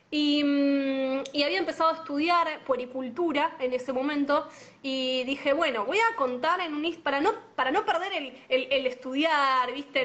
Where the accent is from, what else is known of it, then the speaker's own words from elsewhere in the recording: La Matanza, Buenos Aires Province, Argentina; yo soy de La Matanza